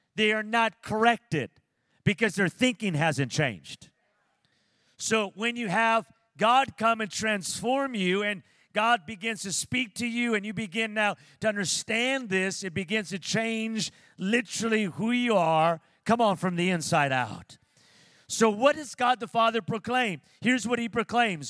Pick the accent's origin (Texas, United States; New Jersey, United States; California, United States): California, United States; Pico Rivera; moved away as an adult; now in Las Vegas, United States; when I was growing up in Pico Rivera, California